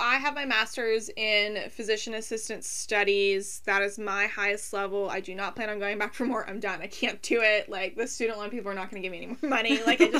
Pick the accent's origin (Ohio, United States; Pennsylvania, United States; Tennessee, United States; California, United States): Pennsylvania, United States; Clarion; now in Pittsburgh, United States; So I grew up in Clarion, Pennsylvania, and now I live in the greater Pittsburgh area with Mike.